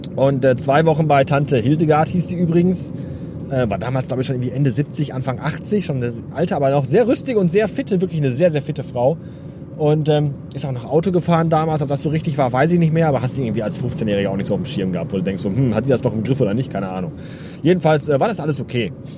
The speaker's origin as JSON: {"language": "German", "area": "the West", "region": "North Rhine-Westphalia", "country": "Germany", "said": "hier bei uns im Westen"}